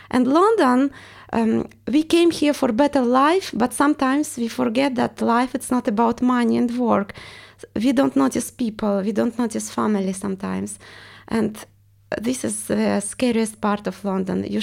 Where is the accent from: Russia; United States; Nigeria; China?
Russia; accent: Russian; English is a second language; I want to get rid of my accent because everyone realized I'm Russian.